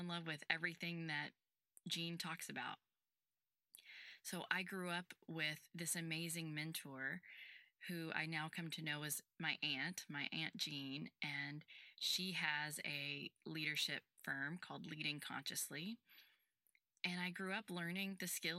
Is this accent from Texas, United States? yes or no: yes; Houston, Texas, United States; I was born and raised in Houston, Texas